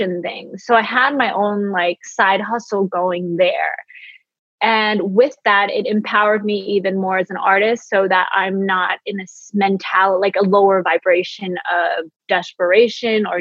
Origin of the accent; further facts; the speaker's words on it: San Francisco, California, United States; moved away as an adult; now in Los Angeles, United States; growing up as an immigrant kid in San Francisco